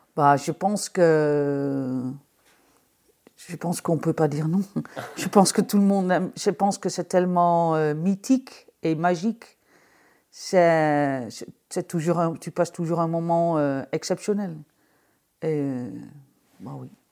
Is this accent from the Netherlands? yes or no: yes; Amsterdam, North Holland, Netherlands; moved away as an adult; now in Jura, France; je viens d'Amsterdam, j'avais un restaurant à Amsterdam